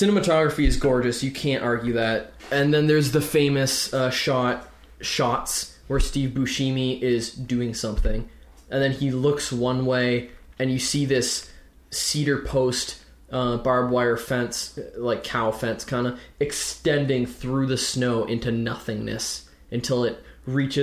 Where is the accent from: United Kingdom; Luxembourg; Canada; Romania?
Canada; Ontario; we're Canadian. We live in Ontario